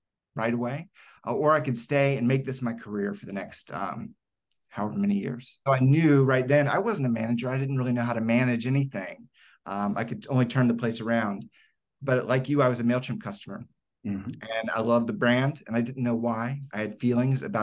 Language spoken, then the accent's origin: English; Decatur, Georgia, United States; also born or lived in Ohio; I was raised in Decatur, Georgia